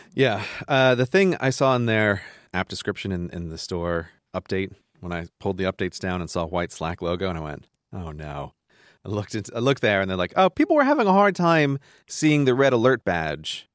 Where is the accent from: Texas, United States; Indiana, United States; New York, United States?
New York, United States; I grew up in New York